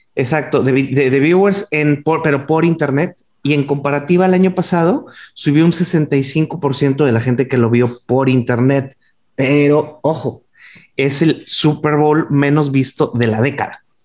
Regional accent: Monterrey, Nuevo León, Mexico; now in Riviera Maya, Mexico; yo soy el …

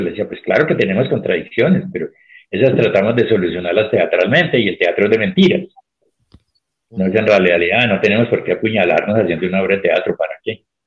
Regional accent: Colombia; cómo somos los colombianos

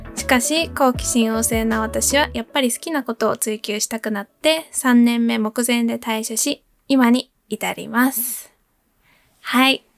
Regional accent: United States; moved away; アメリカ育ちインフルエンサーの猫が好きな

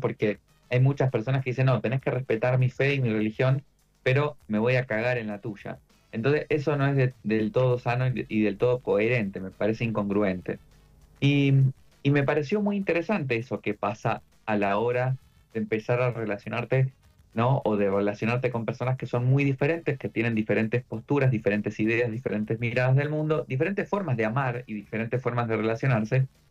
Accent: Argentina

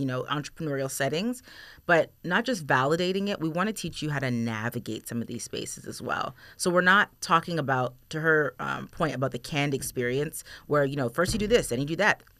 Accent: Toronto, Ontario, Canada; now in Erie, United States; I'm from Toronto

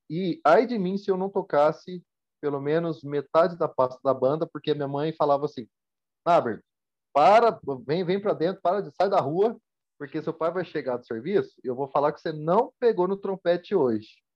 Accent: Campinas, São Paulo, Brazil; also born or lived in Marília; Na verdade, eu nasci em Ribeirão Preto, ah, desculpa, nasci em Marília. Ah. Aí, já em 88, minha família se mudou para Campinas. Então, eu me considero mais campineiro do que qualquer coisa.

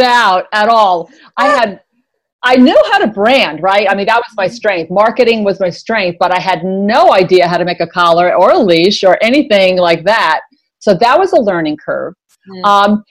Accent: New York, United States; I'm a New Yorker, and I went right to Madison Avenue

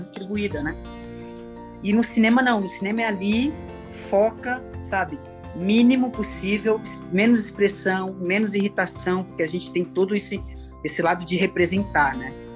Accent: Fortaleza, Ceará, Brazil; moved away; lá em Fortaleza, na minha terra.

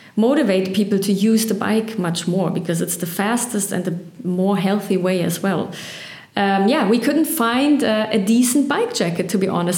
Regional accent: Berlin, Germany; I was born on the east and have gone through a lot through Berlin.

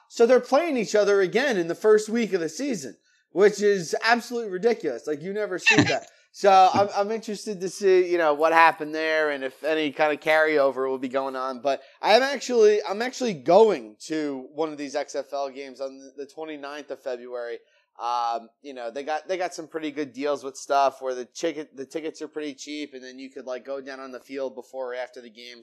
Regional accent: New Jersey, United States; my home state of New Jersey

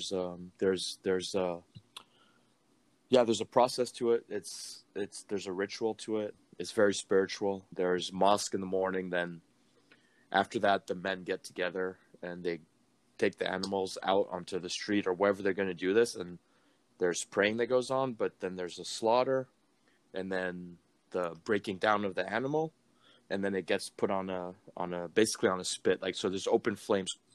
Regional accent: Niger; also born or lived in Amsterdam; now in Orlando, United States; Growing up in Niger, Niger is dominantly Muslim

